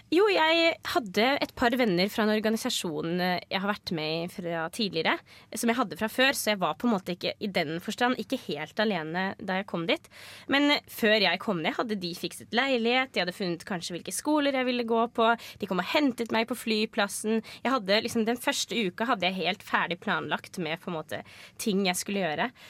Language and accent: Norwegian; Norway; Jeg er oppvokst rett utenfor Oslo